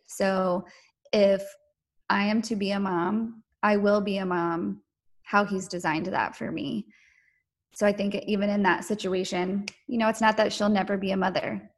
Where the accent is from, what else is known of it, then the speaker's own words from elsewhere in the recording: North Carolina, United States; I was born and raised in North Carolina